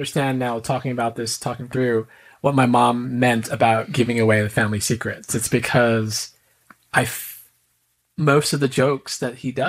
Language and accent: English; Philippines; I'm Filipino.